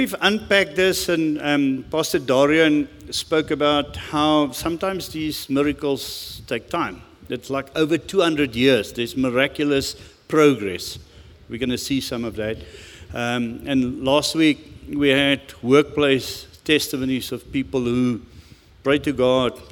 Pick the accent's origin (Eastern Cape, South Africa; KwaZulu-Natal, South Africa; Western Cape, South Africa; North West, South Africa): North West, South Africa; Rustenburg; English is a second language; I grew up in Rustenburg, and the first English conversation of my life was as a 17 or 18-year-old boy getting to the mines